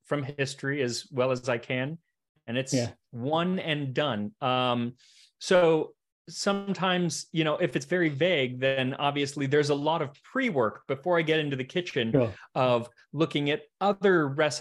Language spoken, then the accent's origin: English; United States; I'm an American